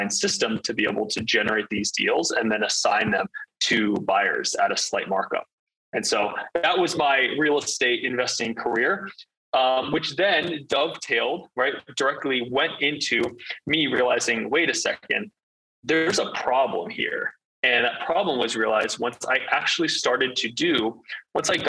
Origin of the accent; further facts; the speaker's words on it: Northern Virginia, United States; moved away as an adult; I grew up in Northern Virginia for first 17, 18 years of my life.